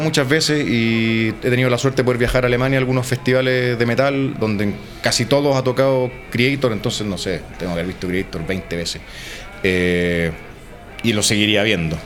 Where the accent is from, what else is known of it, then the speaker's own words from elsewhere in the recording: Chile; de Chile